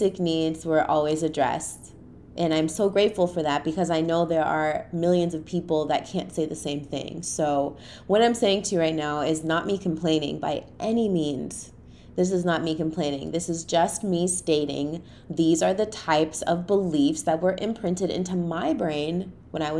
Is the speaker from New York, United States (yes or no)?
no; Boston, Massachusetts, United States; I grew up in the inner city, you know, I'm from Boston. So I grew up in Roxbury